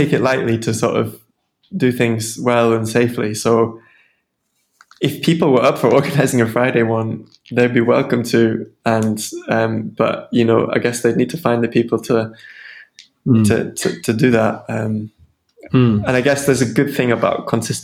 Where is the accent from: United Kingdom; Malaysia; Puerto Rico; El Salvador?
United Kingdom; Sheffield, Yorkshire and the Humber; moved away as an adult; now in Edinburgh, United Kingdom; I'm from Sheffield